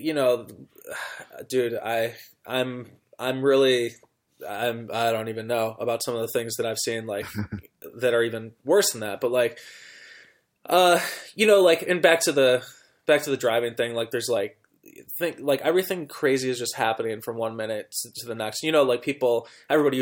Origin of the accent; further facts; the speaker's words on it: United States; as an American